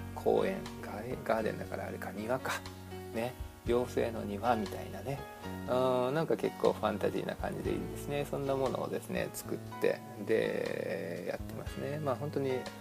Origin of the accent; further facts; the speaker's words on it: a town at the foot of Mount Fuji, rural Shizuoka, Japan; now in United States; 私は静岡の田舎の方でちょっとねあの生まれ育ったもんですからもう富士山のね麓のあの町でね生まれたんでね